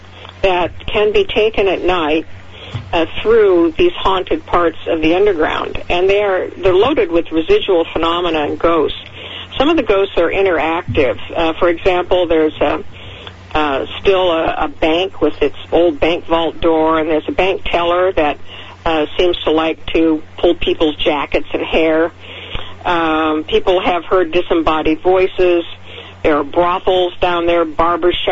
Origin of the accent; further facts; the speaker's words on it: Seattle, Washington, United States; Seattle is where I grew up, and I consider it my hometown